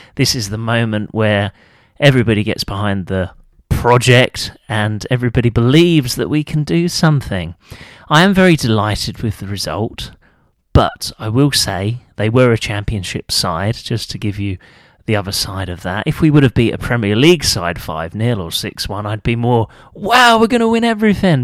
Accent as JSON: {"language": "English", "region": "England", "country": "United Kingdom", "said": "I'm proud of being English"}